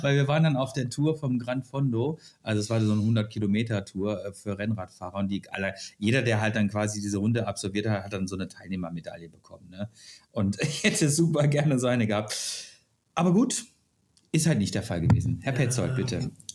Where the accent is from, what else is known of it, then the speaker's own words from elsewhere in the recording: Germany; ich komme aus Deutschland